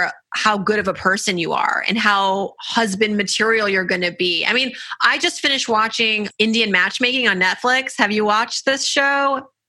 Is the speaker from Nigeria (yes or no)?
yes; Nigeria; I'm Nigerian culturally.